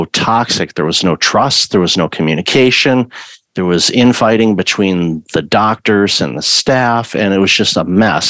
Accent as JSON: {"language": "English", "region": "Michigan", "country": "United States", "tie": "born or raised there", "said": "I grew up in Michigan"}